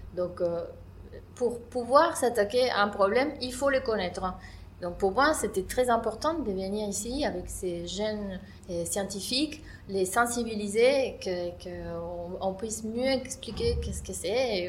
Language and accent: French; Argentina; French is a second language; moved away as an adult; also born or lived in Buenos Aires, Argentina; now in France; je suis une microbiologiste qui a fait ses études dans mon pays d'origine qui est l'Argentine à l'Université de Buenos Aires